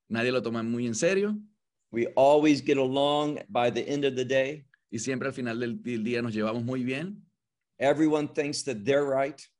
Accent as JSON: {"language": "English", "town": "Atlanta", "region": "Georgia", "country": "United States", "tie": "born there", "also_born_or_lived": "Los Angeles", "said": "Yes, I, I was born in Atlanta, Georgia. My father worked for the government."}